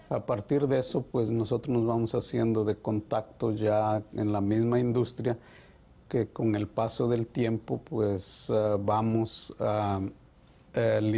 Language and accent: Spanish; Mexico; moved away as an adult; somos muy necios en nosotros como mexicanos, en mi caso.